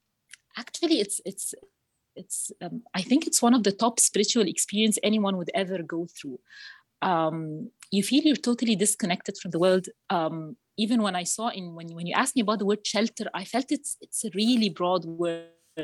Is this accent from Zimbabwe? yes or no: no; Cairo, Cairo Governorate, Egypt; I'm 38 years old. I'm from Egypt, Cairo.